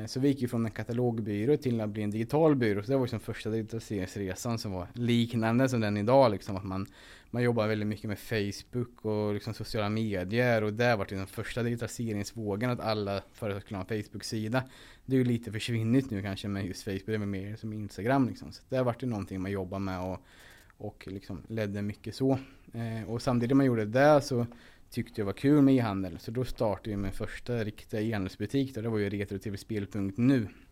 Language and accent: Swedish; Linköping, Östergötland, Sweden; Från början så bodde mina föräldrar och jag i en husvagn på parkeringen utanför ÖB i, vid, Linköping.